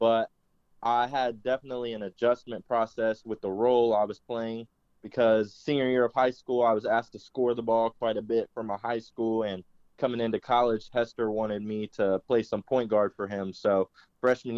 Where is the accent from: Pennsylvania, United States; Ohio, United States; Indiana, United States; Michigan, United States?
Indiana, United States; Indianapolis; Growing up in Indianapolis